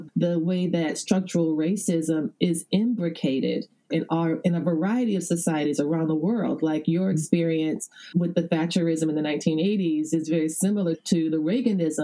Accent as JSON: {"language": "English", "region": "the American South", "country": "United States", "said": "I live in the South, I'm a Southerner"}